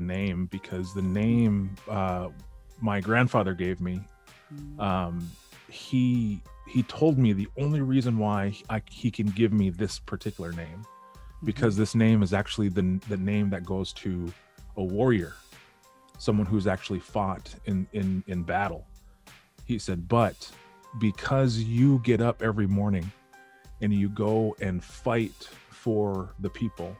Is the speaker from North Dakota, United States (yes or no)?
yes; Western North Dakota, United States; also born or lived in Detroit suburbs, Michigan; now in Detroit, United States; growing up in Western North Dakota is very slow.